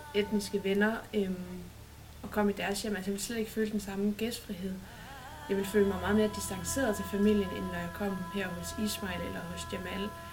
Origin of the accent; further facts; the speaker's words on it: Odense, Southern Denmark, Denmark; moved away as an adult; Oprindeligt kommer jeg fra Odense, hvor jeg gik på Tornbjerg Gymnasium